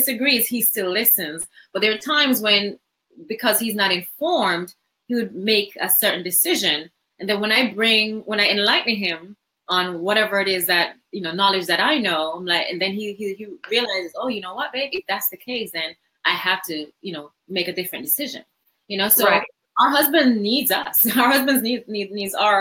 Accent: Jamaica; moved away; I didn't grow up in America. So I grew up in Jamaica

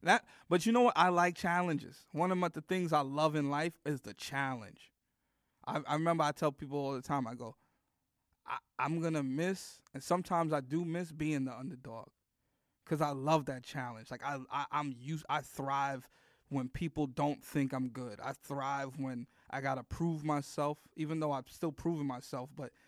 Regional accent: Bronx, New York, United States; This is where I'm from the Bronx.

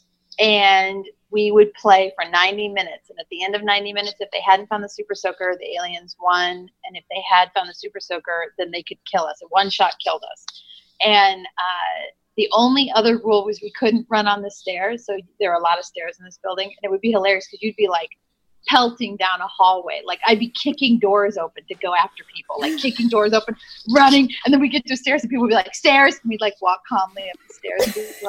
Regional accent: Nebraska, Omaha, then Iowa City, Iowa, Midwest, United States; moved away; also born or lived in Chicago, Illinois; I'm from Nebraska, and I grew up in Omaha and then in Iowa, in Iowa City, and then moved

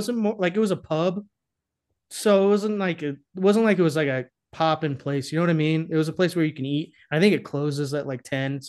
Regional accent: Boston, Massachusetts, United States; I'm from Boston.

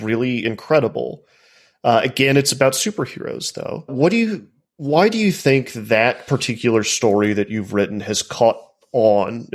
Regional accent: Texas, United States; as a boy growing up in Texas

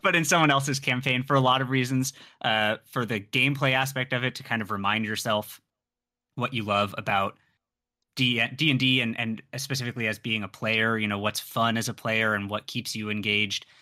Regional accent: San Diego, California, United States; I grew up in San Diego, so I'm familiar with Spanish.

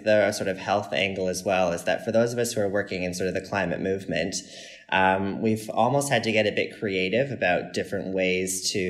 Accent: Canada; as a Canadian

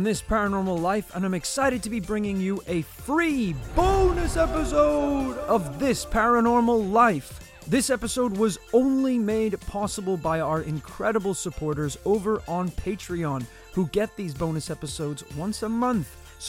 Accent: Savannah, Georgia, United States; born there; Even though I was born in Savannah, Georgia, you know, my knowledge about the place is a little bit limited.

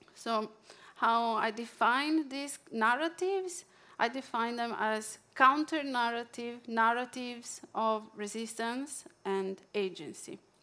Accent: Italy; accent: Italian; English is a second language; now in Norway; my Italian accent

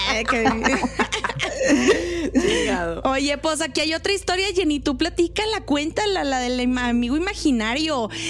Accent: Nuevo León, Mexico; pura grosería porque soy regia.

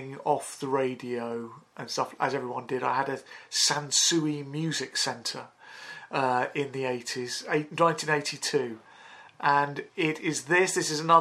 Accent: London, United Kingdom; growing up in Northwest London, we're all quite fairly affluent

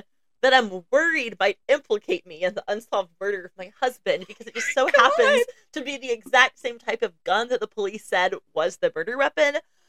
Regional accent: Florida, United States; I'm from Florida.

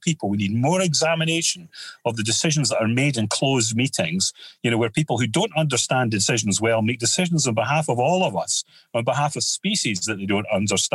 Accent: United Kingdom; we're just born and we're British

